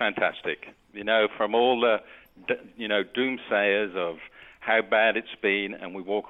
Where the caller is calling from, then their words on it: Mexico; I'm actually calling from Mexico.